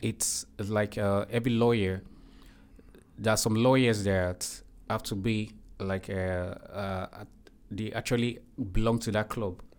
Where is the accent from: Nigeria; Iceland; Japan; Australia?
Nigeria; moved away as an adult; now in Turkey; I'm from Nigeria.